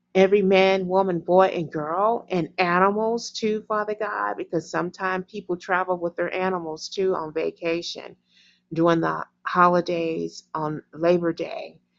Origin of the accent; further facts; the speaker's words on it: United States; me as American